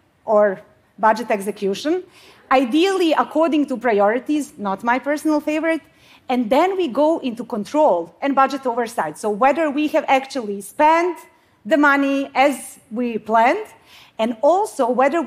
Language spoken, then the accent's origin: English; Bosnia & Herzegovina; now in Sweden; I come from Bosnia. I mean, I live in Sweden now